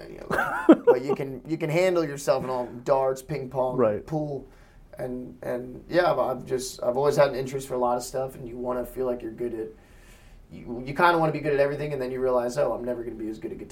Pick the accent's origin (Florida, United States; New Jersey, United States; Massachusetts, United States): Florida, United States; I'm from Florida, and I lived in the Manatee capital of the world